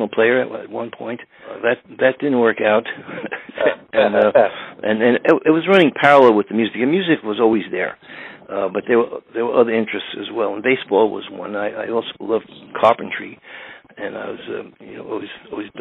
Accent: New York City, New York, United States; the area of Astoria where I grew up

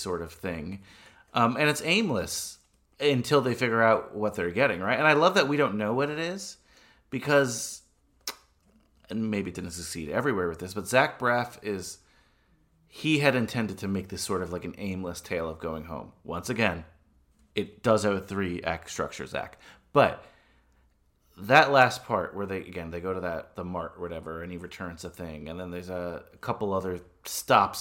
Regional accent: Bergen County, New Jersey, United States; I grew up in Bergen County

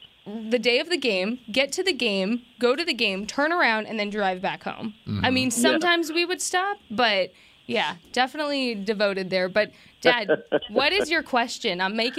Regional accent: New Mexico, United States; All of my New Mexico, fellow New Mexico people are calling.

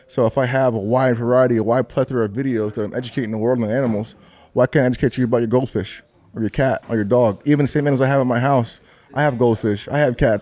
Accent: Atlanta, Georgia, United States; moved away as an adult; also born or lived in Rhode Island / Miami; I was in Atlanta from like first grade to 12th grade

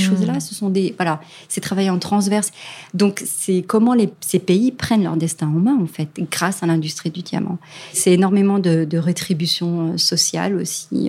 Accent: France; chez nous, en France

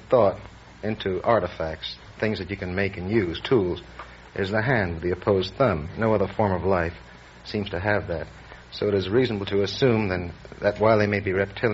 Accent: New York City, New York, United States

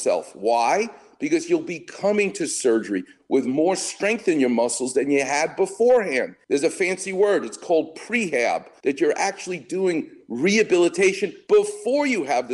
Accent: New York City, New York, United States; now in Los Angeles, United States; I was a Knicks fan growing up. I'm a New Yorker

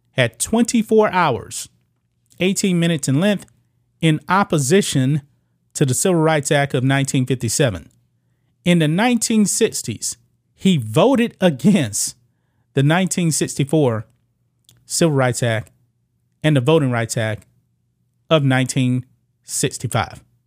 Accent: the South, United States; I did not experience that as a kid growing up in the South

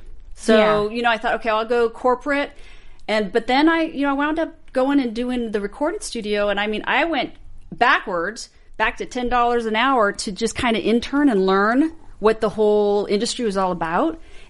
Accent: California, United States; I was born and raised in California.

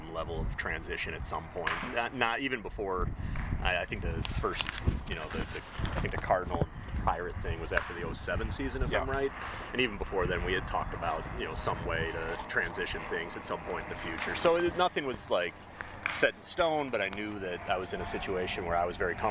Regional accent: Chicago, Illinois, United States; I grew up in Chicago

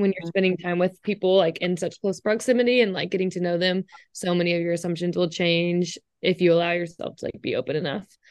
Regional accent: Dallas, Texas, United States; I'm from Dallas, Texas

